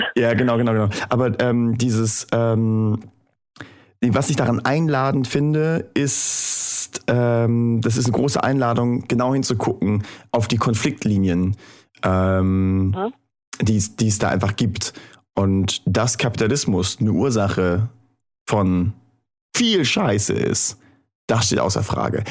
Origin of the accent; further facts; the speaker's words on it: Thuringia, Germany; moved away; in meiner Heimatstadt in Thüringen. Ähm, ich war Jahre nachdem ich weggezogen bin nochmal da.